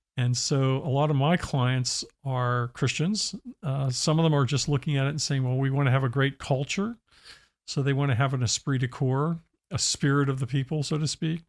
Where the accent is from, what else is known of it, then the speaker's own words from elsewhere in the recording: Pennsylvania, United States; I grew up in Pennsylvania